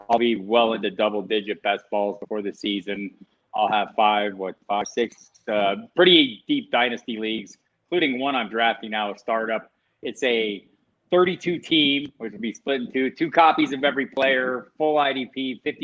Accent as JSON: {"language": "English", "town": "Tucson", "region": "Arizona", "country": "United States", "moved": "yes", "lives_now": "Albuquerque, United States", "said": "I'm from Tucson, Arizona"}